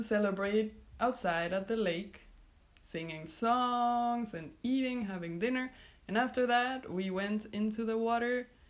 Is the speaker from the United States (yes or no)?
no; Mexico; now in Hildesheim, Germany; I come from Mexico, and I am here in Hildesheim in the moment.